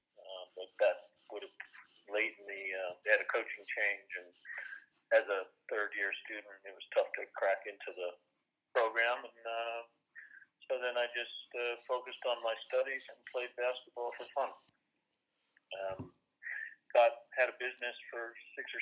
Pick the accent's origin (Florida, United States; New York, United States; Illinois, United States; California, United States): Illinois, United States; Chicago; moved away as an adult; also born or lived in Massachusetts, United States; now in United Kingdom; I'm from Chicago. Growing up, played American football, played basketball, played baseball